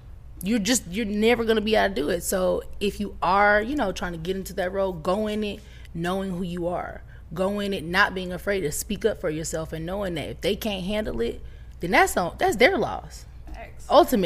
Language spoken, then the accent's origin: English; Atlanta, Georgia, United States; I'm from Atlanta